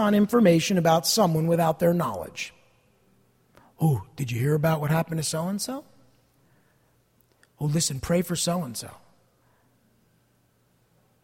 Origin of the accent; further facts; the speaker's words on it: New Jersey, United States; I'm from New Jersey